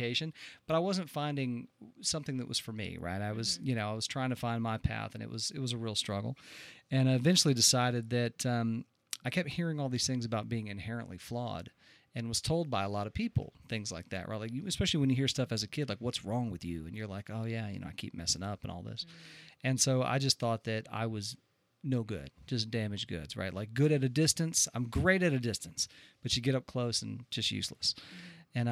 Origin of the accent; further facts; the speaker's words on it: Friendswood, Texas, United States; also born or lived in Spofford, Texas; I was born in Texas near Houston, Friendswood